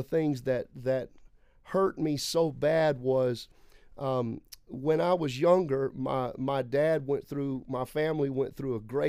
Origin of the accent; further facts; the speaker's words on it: Lake Charles, Louisiana, United States; moved away; I'm from Lake Charles, Louisiana originally. I am sixth generation on both sides of my family, apostolic, tongue-talking, holy roller.